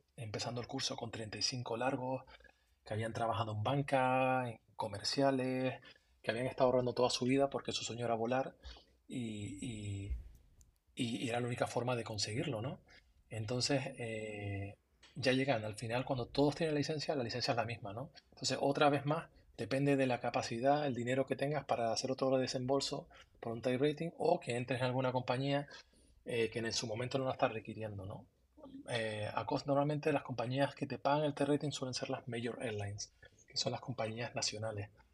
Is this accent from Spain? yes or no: yes; Tenerife, Canary Islands, Spain; moved away as an adult; desde que yo me fui de Canarias, llevo más tiempo fuera de Canarias que en Canarias. llevo 20, 23 años fuera de, Tenerife.